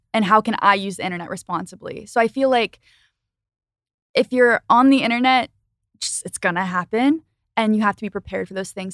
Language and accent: English; Philadelphia, Pennsylvania, United States; I lived in, I grew up in Philly